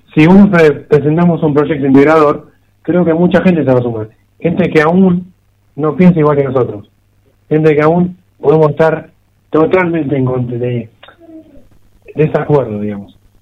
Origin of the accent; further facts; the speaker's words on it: Argentina; somos argentinos, somos argentinos, viviremos en Argentina